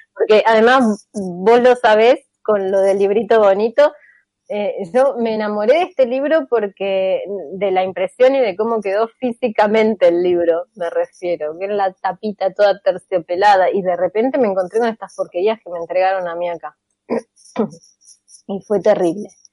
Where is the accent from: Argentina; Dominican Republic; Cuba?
Argentina; yo soy argentina en Argentina